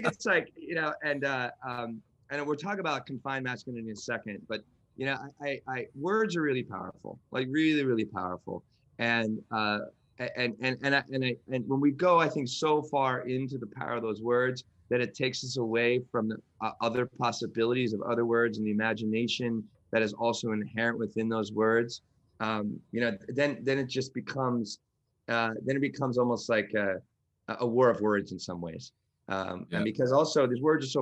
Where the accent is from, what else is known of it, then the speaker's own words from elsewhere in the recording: New York, United States; I'm from New York